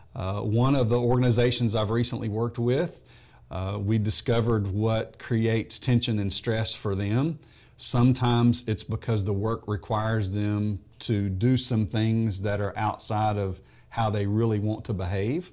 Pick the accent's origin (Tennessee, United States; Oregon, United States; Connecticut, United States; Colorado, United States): Tennessee, United States; Memphis; moved away as an adult; also born or lived in Texas; I grew up in Memphis